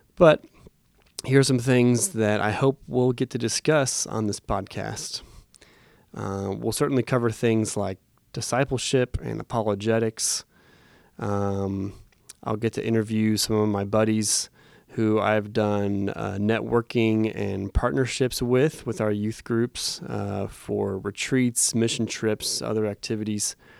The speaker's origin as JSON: {"language": "English", "town": "Phoenix", "region": "Arizona", "country": "United States", "tie": "born or raised there", "said": "I was born in Phoenix, Arizona"}